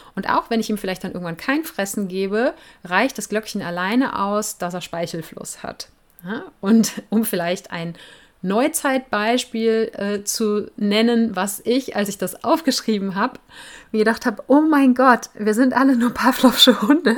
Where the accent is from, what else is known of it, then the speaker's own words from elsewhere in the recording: Cologne, North Rhine-Westphalia, Germany; Ich komme ja aus Köln